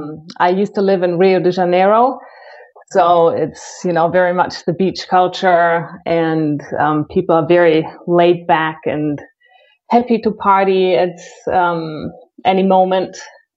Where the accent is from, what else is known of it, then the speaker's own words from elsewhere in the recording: Cologne, North Rhine-Westphalia, Germany; also born or lived in Brazil; Well, I am originally from Cologne, but I've moved around quite a bit.